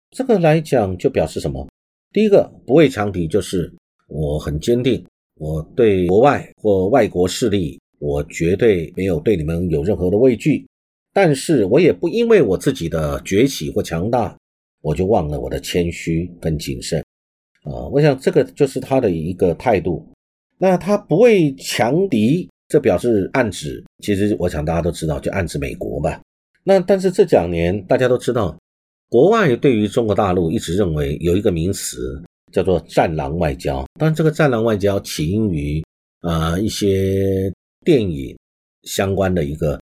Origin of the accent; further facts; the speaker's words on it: Taiwan; 我们台湾这边